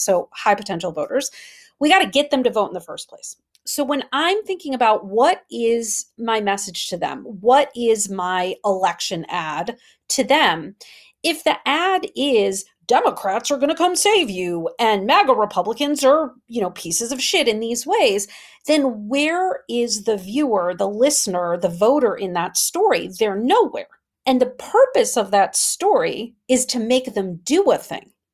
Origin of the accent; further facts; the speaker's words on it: Wisconsin, United States; I'm from Wisconsin